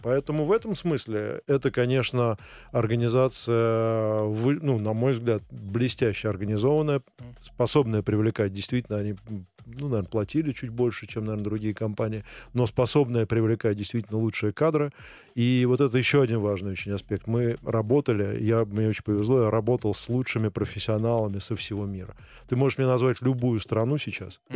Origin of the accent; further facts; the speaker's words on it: Russia; moved away as an adult; also born or lived in Switzerland / Indonesia; когда я приехал первый раз э, работать в Швейцарию, а я был из России